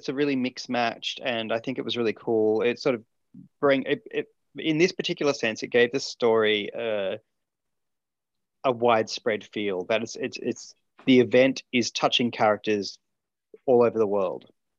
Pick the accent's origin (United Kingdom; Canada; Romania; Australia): Australia; but I'm Australian, so I get away with it.